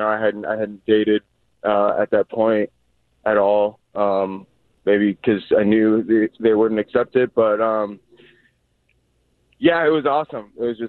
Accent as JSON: {"language": "English", "town": "Holland", "region": "Michigan", "country": "United States", "tie": "born or raised there", "said": "He's from Fort Wayne, Indiana, and I grew up in Holland, Michigan."}